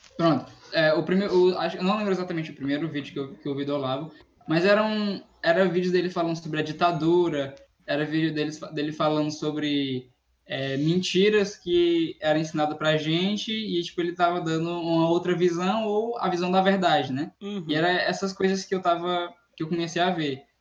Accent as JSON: {"language": "Portuguese", "region": "Northeast Region", "country": "Brazil", "said": "eu sou eu sou do Nordeste"}